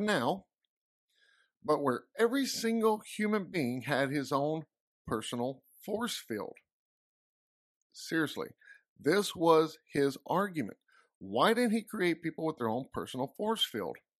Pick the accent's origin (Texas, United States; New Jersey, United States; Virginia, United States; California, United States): Texas, United States; I'm from Texas